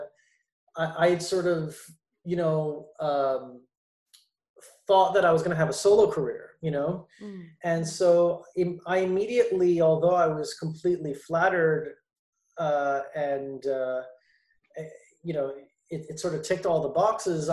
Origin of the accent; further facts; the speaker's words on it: Montreal, Quebec, Canada; moved away; also born or lived in Toronto; I was born and raised in Montreal